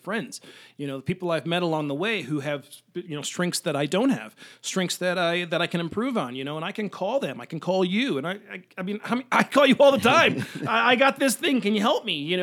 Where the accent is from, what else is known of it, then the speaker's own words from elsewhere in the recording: Chicago, Illinois, United States; moved away as an adult; now in Denver, United States; Chicago, for me, I grew up in the suburbs